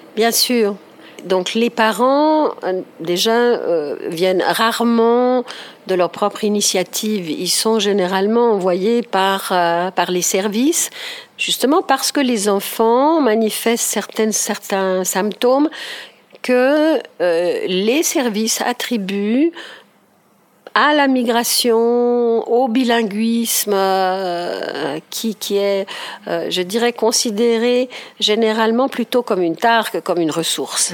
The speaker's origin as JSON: {"language": "French", "region": "Ticino", "country": "Switzerland", "tie": "born or raised there", "said": "je suis née au Tessin."}